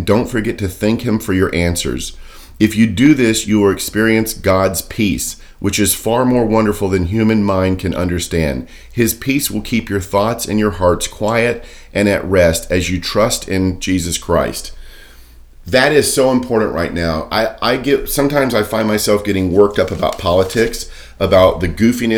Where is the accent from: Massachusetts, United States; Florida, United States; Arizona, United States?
Florida, United States; Daytona Beach; I grew up in Daytona Beach